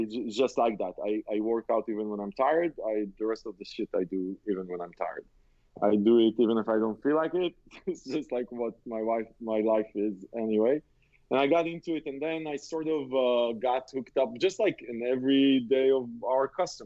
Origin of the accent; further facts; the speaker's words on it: Israel; I grew up in Israel